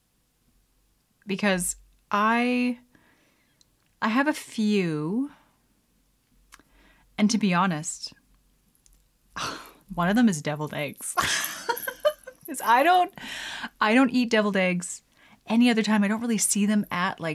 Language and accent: English; Canada; I'm Canadian